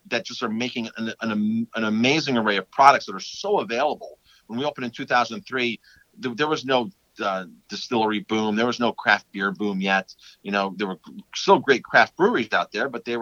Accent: Ellenville, New York, United States; moved away as an adult; also born or lived in Colorado / Westchester County; I grew up here. My wife grew up here

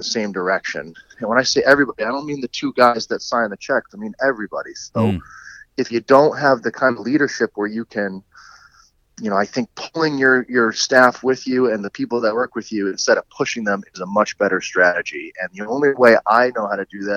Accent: Connecticut, United States; I grew up in Connecticut

